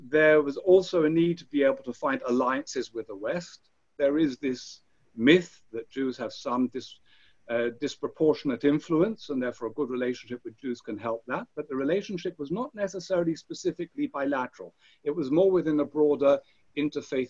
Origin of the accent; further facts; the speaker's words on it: Israel; the first Israeli